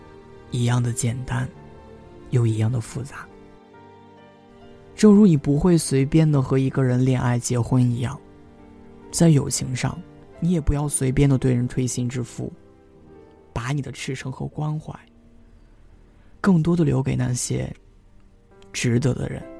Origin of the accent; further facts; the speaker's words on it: Shandong, China; now in Xiamen, China; 我也是一个人从山东来到了厦门。我本以为南方会充满了温暖，但是不曾想到，厦门也有冬天。